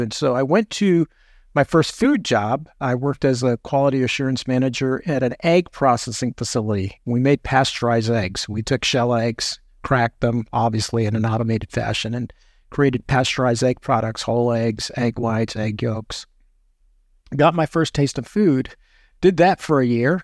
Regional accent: New York City, New York, United States; I was born in Manhattan, uh, and then moved outside of the city. So, uh, I'm a New Yorker by birth and still identify as a New Yorker

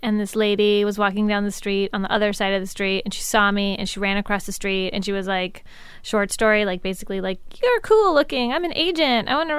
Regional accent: Midwest, United States; accent: Midwestern; people loved my Midwesternness.

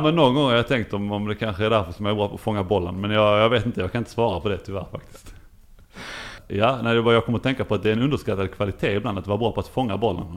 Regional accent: Lund, Skåne, Sweden; moved away as an adult; also born or lived in Ystad; jag är ju eh, uppvuxen i Lund och eh, på Klostergården där mina föräldrar

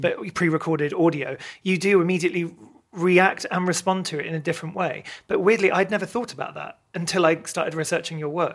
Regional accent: Maidenhead, South East England, United Kingdom; grew up in Maidenhead.

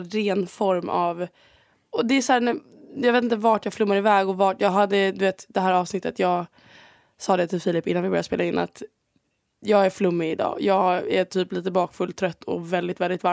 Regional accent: Sweden; moved away as an adult; now in Spain; jag är bara så svensk

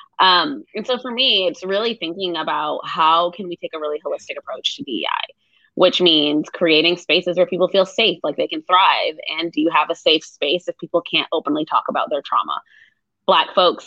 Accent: Rhode Island, United States; moved away as an adult; now in Austin, United States; So I am from Rhode Island. I grew up there, lived there my whole life. I moved here in 2017

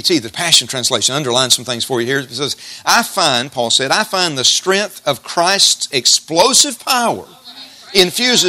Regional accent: Jasper, United States; I grew up in West Jasper in the 1960s.

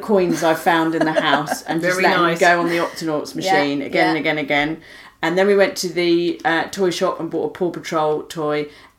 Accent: United Kingdom; I'm not proud of my country. I don't go around going, you're British, I'm British, isn't it brilliant

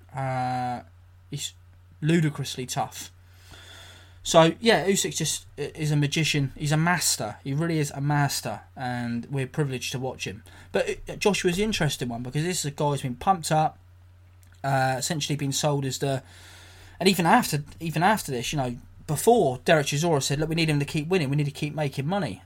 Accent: England, United Kingdom; I'm an English guy, I'm a British guy.

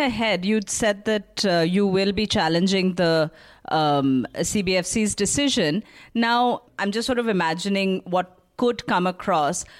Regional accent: India; as an Indian

